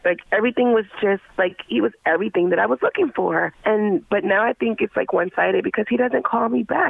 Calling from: Oakwood, United States; I'm calling from Oakwood.

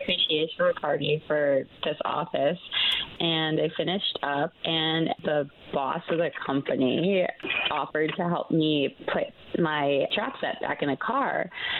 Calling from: Altamonte Springs, Florida, United States; I'm calling from Altamont Springs.

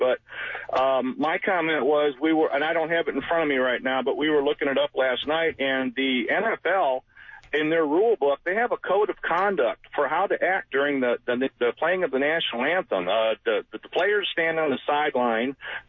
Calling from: Orange Park, Florida, United States; I'm in Orange Park.

